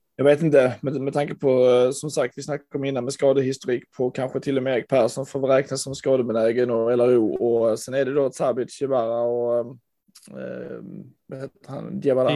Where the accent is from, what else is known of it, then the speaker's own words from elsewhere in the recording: Landskrona, Skåne, Sweden; Jag växte upp i Landskrona